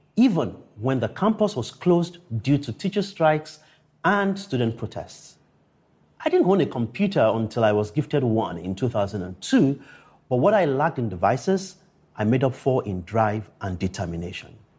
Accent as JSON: {"language": "English", "town": "Akure", "region": "Ondo", "country": "Nigeria", "tie": "born or raised there", "said": "growing up in Akure, a town three hundred fifty kilometers from Lagos"}